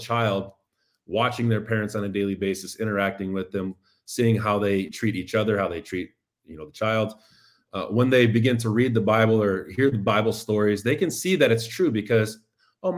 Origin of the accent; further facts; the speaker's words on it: Indiana, United States; now in Chicago, United States; the Indiana Supreme Court ruled in the early 90s in my hometown